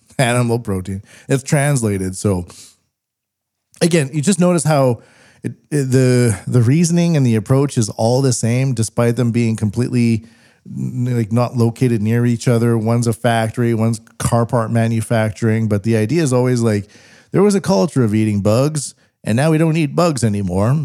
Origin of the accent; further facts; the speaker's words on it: Western Canada, Canada; I'm Western Canadian